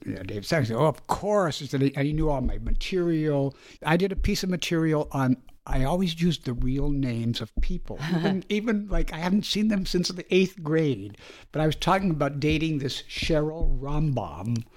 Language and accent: English; Winnipeg, Manitoba, Canada; we are both from Winnipeg, Manitoba, Canada.